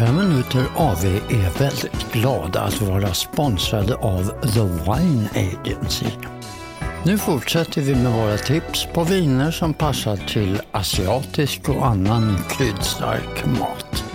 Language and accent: Swedish; Stockholm, Stockholm County, Sweden; also born or lived in Helsingborg; jag flyttade till Stockholm från Helsingborg. Vi pratar alltså sex år